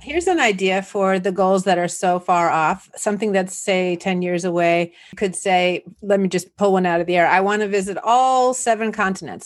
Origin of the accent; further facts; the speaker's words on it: Los Angeles, California, United States; also born or lived in New Jersey / Santa Barbara / Indiana / New York City; I'm here in Los Angeles, And I was born in New Jersey, but raised here in the San Fernando Valley